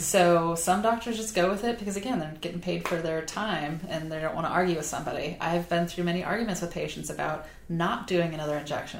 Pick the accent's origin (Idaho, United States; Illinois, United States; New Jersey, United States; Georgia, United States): Illinois, United States; Southern; now in Charleston, United States; I grew up in Southern Illinois where everybody was from a farming area